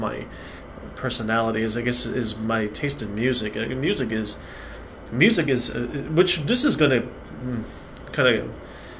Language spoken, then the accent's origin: English; United States; also born or lived in Western Europe; I was born in the United States. First generation born in the United States. I live on the East Coast of the U.S.